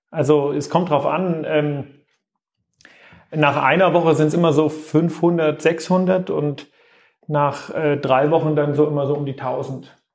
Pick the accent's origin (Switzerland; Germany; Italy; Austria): Germany; Greiz, Thuringia; Nein, also ähm, ich komme komm aus dem Osten, ich komme aus Thüringen.